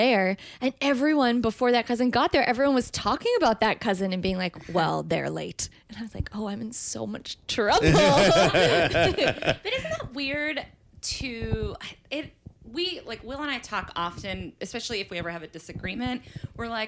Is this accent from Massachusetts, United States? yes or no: yes; Massachusetts, United States; I'm from Massachusetts